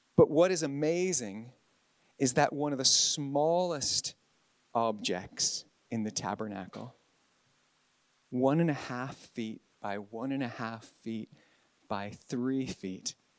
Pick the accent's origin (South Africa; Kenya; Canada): Canada; moved away as an adult; also born or lived in Northern Ireland; now in Ballynahinch, United Kingdom; I'm from God's other country, Canada. But I've been in I've been on this side of the Atlantic and mostly in the north of Ireland since 2000 for 23 years